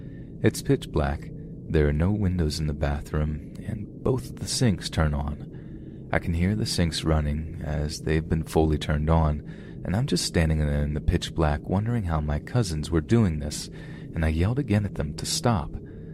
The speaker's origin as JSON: {"language": "English", "town": "Houston", "region": "Texas", "country": "United States", "tie": "born or raised there", "said": "I was born and raised in Houston my whole life due to my parents getting jobs in the oil industry."}